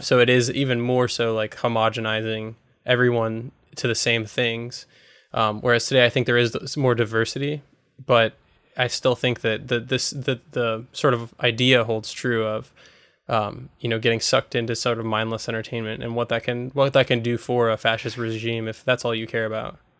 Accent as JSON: {"language": "English", "country": "United States", "said": "as an American"}